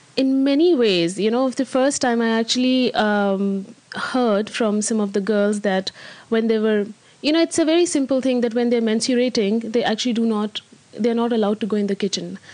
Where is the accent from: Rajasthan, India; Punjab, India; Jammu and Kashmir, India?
Rajasthan, India; Alwar; moved away as an adult; also born or lived in Amsterdam; I grew up in India. Uh, I come from a very small city in uh, from the state of Rajasthan. Uh, it's called Alwar.